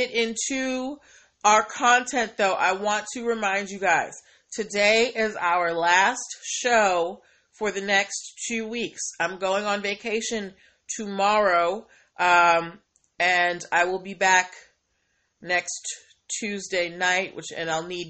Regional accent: Boston, Massachusetts, United States; now in Maryland, United States; I grew up in Boston

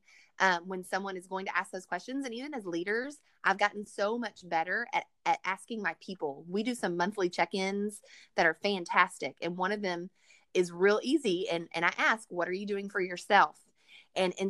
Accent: Pleasant Grove, United States; I grew up in Pleasant Grove

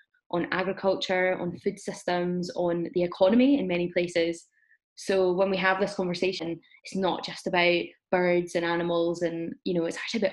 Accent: Glasgow, Scotland, United Kingdom; I am from Glasgow

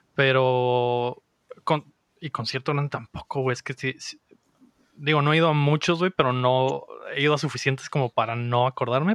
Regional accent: Mexico City, Mexico; moved away; creciendo en la Ciudad de México

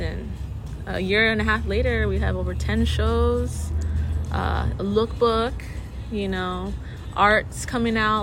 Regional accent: San Bernardino, California, United States; growing up in San Bernardino

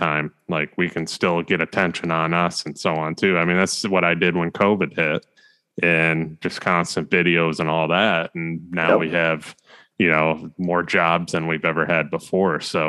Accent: United States; as an American

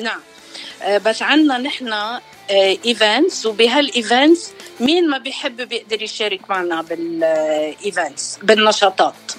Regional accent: Lebanon; moved away as an adult; now in Los Angeles, United States; أنا من لبنان خلقت بلبنان وربيت بلبنان وتجوزت وجيت على أمريكا صار لي 27 سنة هون

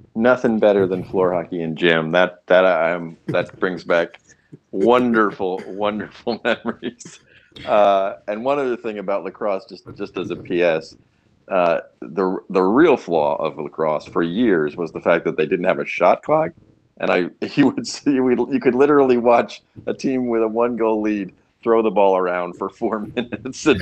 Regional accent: Connecticut, United States; now in Raleigh-Durham-Chapel Hill area, United States; I grew up in Connecticut, but but uh, but New York end of Connecticut

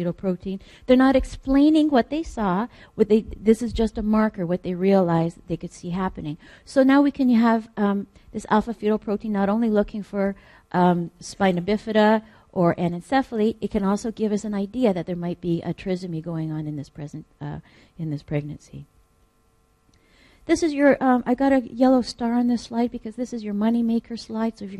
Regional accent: Canada; I'm Canadian

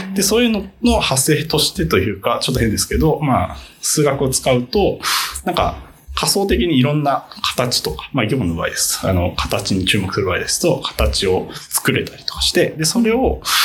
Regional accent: Fukuoka, Japan; moved away as an adult; also born or lived in Shizuoka; 僕は、えっ、と、福岡で生まれて、高校まで福岡にいました。

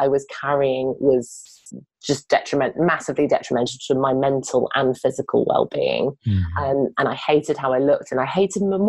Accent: United Kingdom; now in London, United Kingdom; I'm very British and I love being British

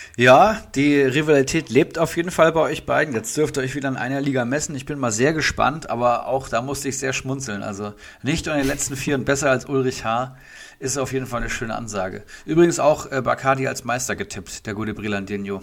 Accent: Hattenbach, Hesse, Germany; aus Hattenbach, also aus unserer Heimat, beziehungsweise meiner Heimat

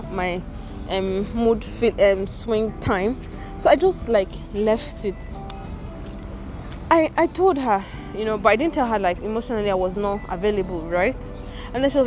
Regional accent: Nigeria; I'm a Nigerian, I'm staying in Nigeria

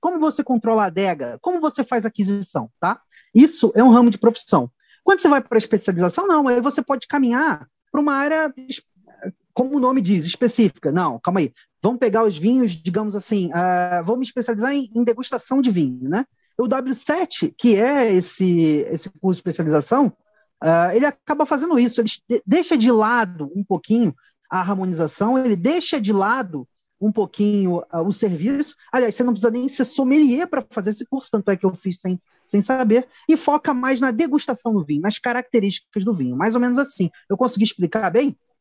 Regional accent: Rio de Janeiro, Brazil; moved away as an adult; now in São Paulo, Brazil; Nasci e fui criado no Rio de Janeiro, só me mudei para São Paulo muito mais velho.

